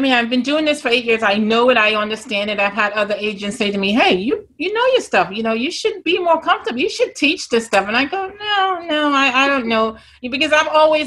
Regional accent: Grenada; accent: Grenadian; moved away; this Grenadian accent

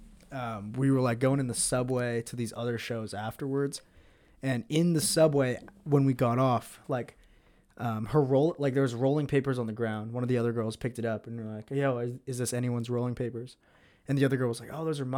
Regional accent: Philippines; I'm Filipino

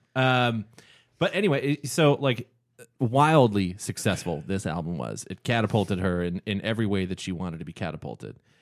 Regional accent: Canada; growing up in Canada

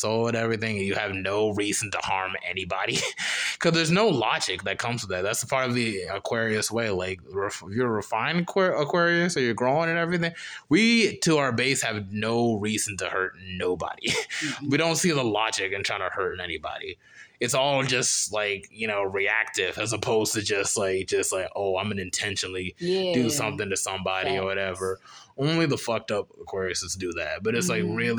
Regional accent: Charlotte, North Carolina, United States; growing up in Charlotte

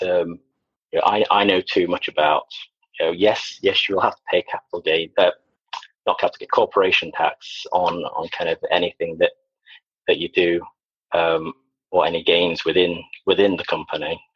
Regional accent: Sheffield, Yorkshire and the Humber, United Kingdom; also born or lived in Liverpool / Wigan / Preston; now in Worcestershire, United Kingdom; I'm actually from Yorkshire originally.

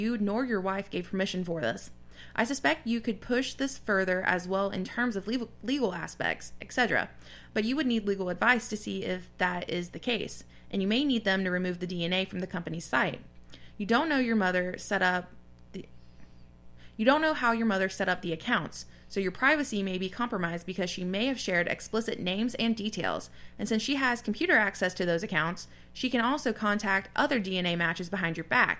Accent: the South, United States; growing up in the South, we have family that have beliefs that we don't necessarily agree

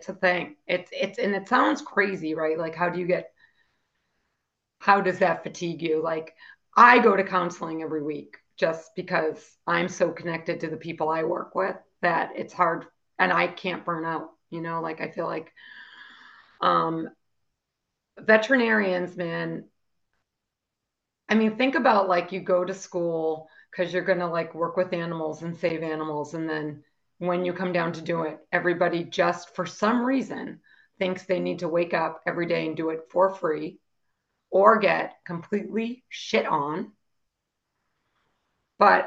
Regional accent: Boston, Massachusetts, United States; And I'm from Boston

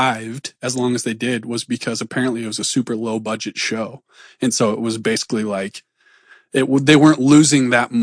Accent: Platte, South Dakota, United States; born or raised there

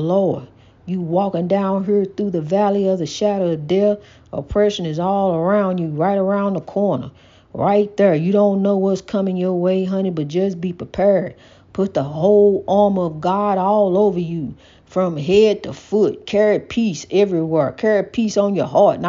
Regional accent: United States; We are African American.

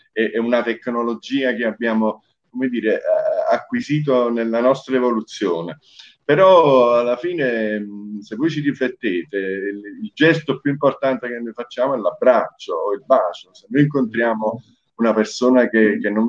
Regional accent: Taranto, Apulia, Italy; moved away; also born or lived in Naples; un uomo del sud al 100% perché sono nato a Taranto, vissuto a Napoli ah. da eh, padre siciliano

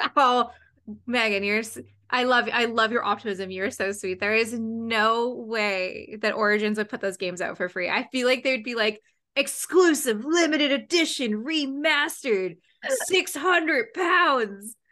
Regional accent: Canada; also born or lived in Ontario; I'm from Canada

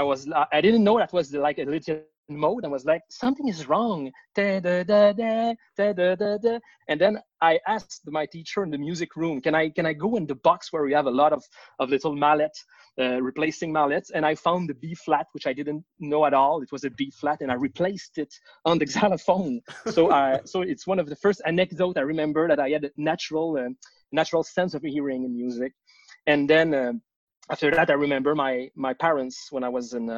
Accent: Laval, Quebec, Canada; also born or lived in Saint-Jérôme, Quebec; now in Montreal, Canada; I was born in Laval, which is a city on the north shore of Montreal, where I did my elementary school, and then we moved to Saint-Jérôme, which is up north, even like 40 kilometers up north of Montreal, where I did my high school

